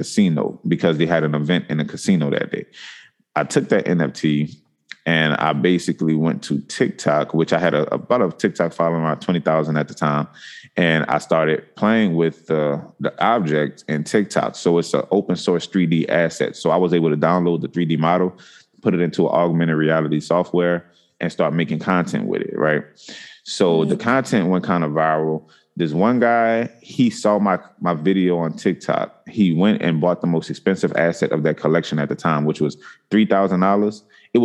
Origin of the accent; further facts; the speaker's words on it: New Orleans, Louisiana, United States; I'm from New Orleans